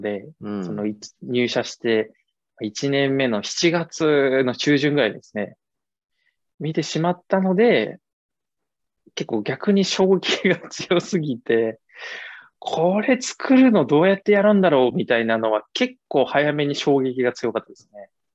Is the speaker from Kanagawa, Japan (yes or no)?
yes; Yokohama, Kanagawa, Japan; moved away as an adult; also born or lived in Sasebo, Nagasaki; 僕はあの関東出身で、まあ、神奈川の横浜生まれなんですけれども